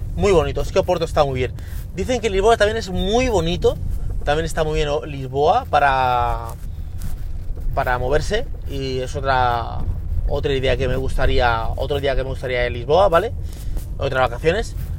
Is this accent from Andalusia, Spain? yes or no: no; Extremadura, Spain; yo eh, de pequeño, en mi pueblo, en Extremadura